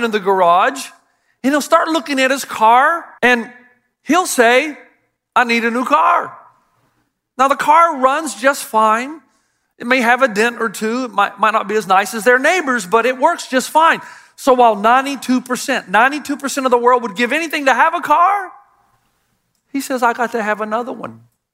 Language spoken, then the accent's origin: English; United States; as an American